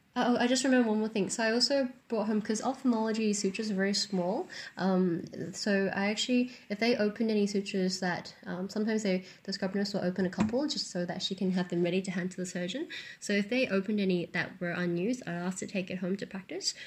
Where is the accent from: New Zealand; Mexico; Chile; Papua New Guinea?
New Zealand; I grew up in New Zealand, which is very rocky and mountainous